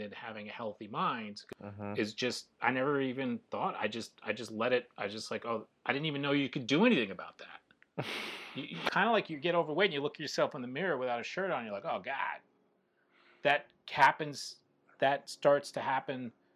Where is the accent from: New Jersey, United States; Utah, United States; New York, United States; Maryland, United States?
New York, United States; Long Island; me growing up in New York on Long Island